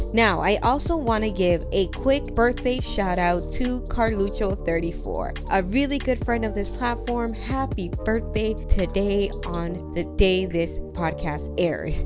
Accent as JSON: {"language": "English", "country": "Dominican Republic", "moved": "as an adult", "lives_now": "Canada", "said": "I'm from the Dominican Republic too"}